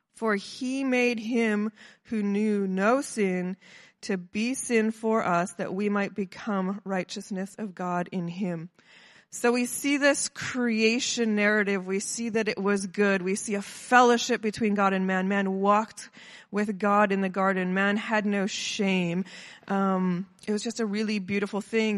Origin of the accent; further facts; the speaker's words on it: Kelowna, British Columbia, Canada; I'm from Kelowna